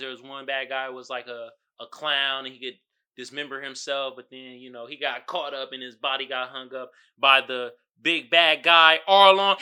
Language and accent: English; United States; us as Black American